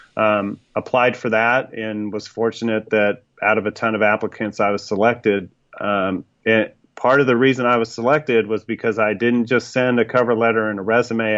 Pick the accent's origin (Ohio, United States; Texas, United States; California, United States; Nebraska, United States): California, United States; Sacramento; now in Iowa, United States; I grew up in Sacramento